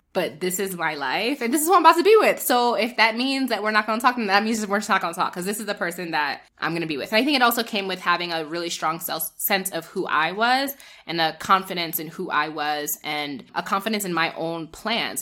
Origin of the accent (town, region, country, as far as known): northern New Jersey, United States; born or raised there; moved away as an adult; also born or lived in Nigeria / New York; now in Kenya